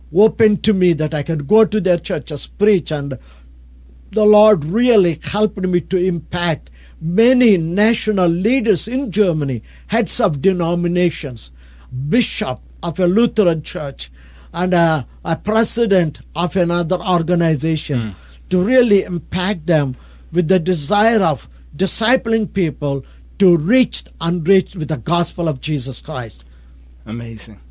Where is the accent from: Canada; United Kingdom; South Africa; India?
India; I'm from India, I'm a pastor from India